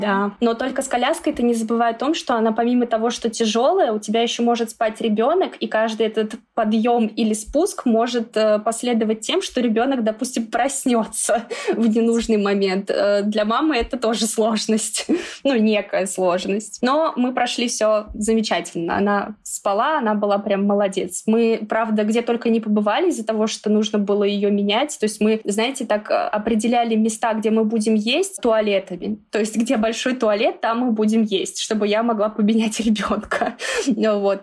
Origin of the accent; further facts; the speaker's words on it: Moscow, Russia; мы из Москвы